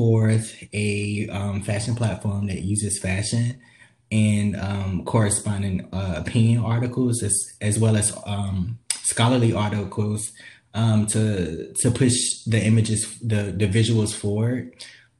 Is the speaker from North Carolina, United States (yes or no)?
yes; Greensboro, North Carolina, United States; Was born and raised in North Carolina, Greensboro, North Carolina, to be exact.